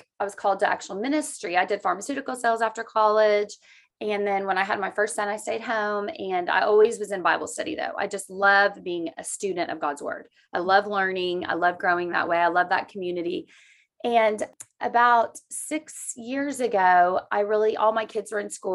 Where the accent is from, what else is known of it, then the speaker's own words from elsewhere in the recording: Oklahoma, United States; I was born in Oklahoma and I've just lived here my whole life